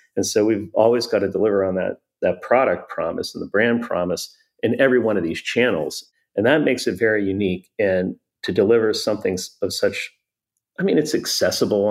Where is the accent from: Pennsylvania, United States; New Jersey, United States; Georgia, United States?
Pennsylvania, United States; Pittsburgh; I grew up in Pittsburgh